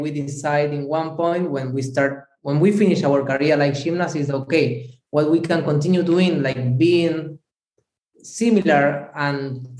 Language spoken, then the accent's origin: English; Buenos Aires, Argentina; English is a second language; moved away as an adult; now in Italy; I'm also from Buenos Aires, Argentina. I born there in Buenos Aires.